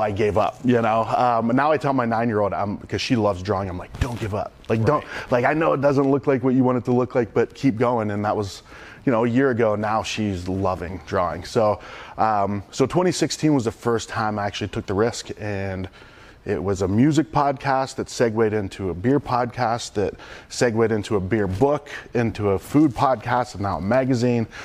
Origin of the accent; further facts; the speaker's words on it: Youngstown, Ohio, United States; growing up outside of Youngstown, Ohio, super blue collar